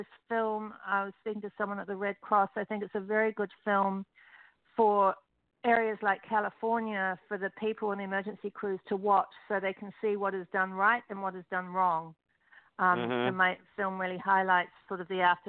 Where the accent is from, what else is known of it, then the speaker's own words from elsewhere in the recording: Christchurch, Canterbury, New Zealand; moved away as an adult; now in Los Angeles, United States; My hometown was destroyed by earthquakes, Christchurch, New Zealand, in 2012